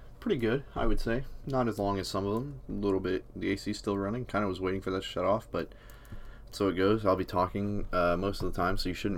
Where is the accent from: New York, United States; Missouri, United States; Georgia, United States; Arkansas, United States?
Arkansas, United States; I came from Arkansas